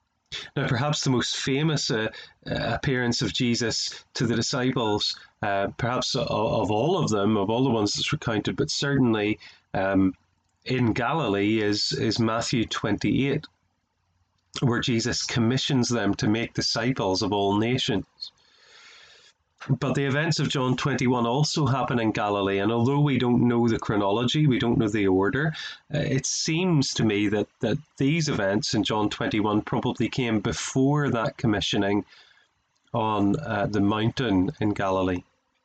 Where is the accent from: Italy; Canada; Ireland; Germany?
Ireland; I'm an Irishman, as you can tell by my accent, and so I like to do things back to front.